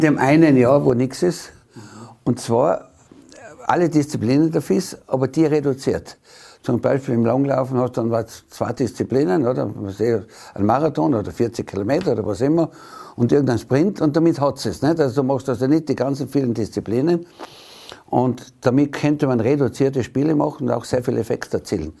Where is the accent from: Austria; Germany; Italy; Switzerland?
Austria; Tyrol; so dominant waren wir in den letzten Jahren nicht mehr als Tiroler